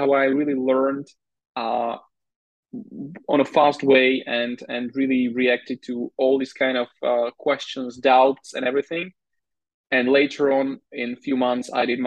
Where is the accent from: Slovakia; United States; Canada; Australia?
Slovakia; I was already born into Slovakia.